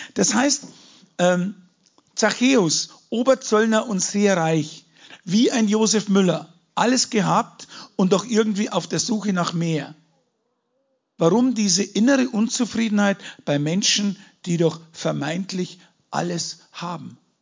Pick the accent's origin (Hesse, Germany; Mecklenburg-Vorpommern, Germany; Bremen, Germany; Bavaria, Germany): Bavaria, Germany; Munich; ich bin ja kein Deutscher, ich komme aus München, okay, muss man dazu sagen. Ich bin Bayer